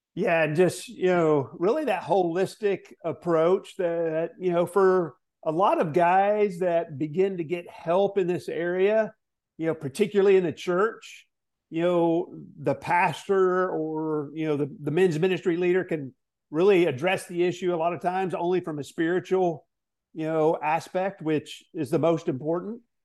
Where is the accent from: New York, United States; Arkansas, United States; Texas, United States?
Arkansas, United States; also born or lived in Southern California; I was born in Southern California, grew up in Arkansas